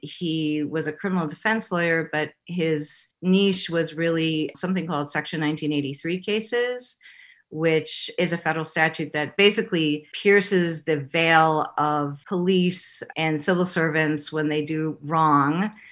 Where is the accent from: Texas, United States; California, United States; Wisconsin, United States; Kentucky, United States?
Wisconsin, United States; Madison; also born or lived in Los Angeles; I grew up in Madison. My family lived in Los Angeles, then moved back to Wisconsin